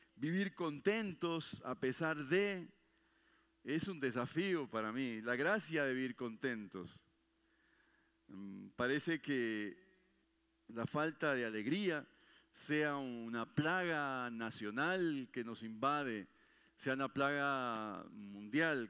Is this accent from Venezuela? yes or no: no; Uruguay; moved away